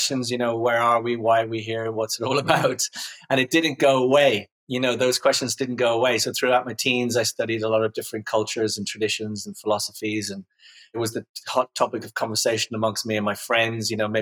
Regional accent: Dublin, Leinster, Ireland; I grew up in Ireland, in Dublin.

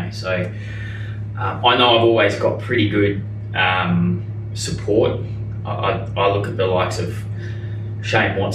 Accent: New Zealand; even as a New Zealander here

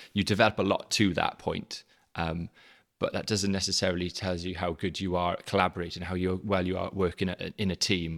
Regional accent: South Wales Valleys, United Kingdom; moved away; I'm South Wales, originally. Um, so, uh, I'm a very strong and proud Welshman.

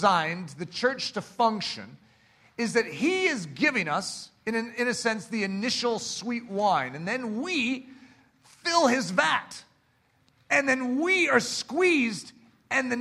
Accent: United States; here in America

